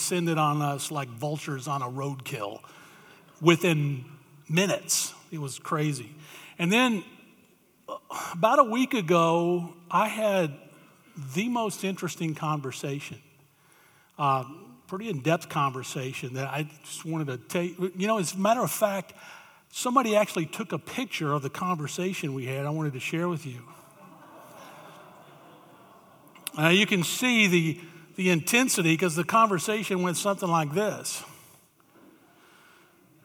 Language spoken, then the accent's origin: English; Tennessee, Alabama area, the South, United States; moved away as an adult; I grew up in the South, Tennessee, Alabama area